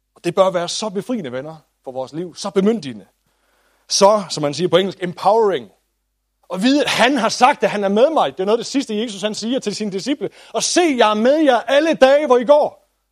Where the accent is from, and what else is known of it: Denmark